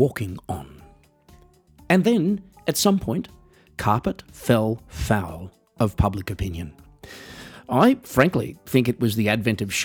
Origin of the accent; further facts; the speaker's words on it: Australia; accent: Australian; now in Germany; I live in Germany, folks, even though I'm Australian, as you might be able to tell from the accent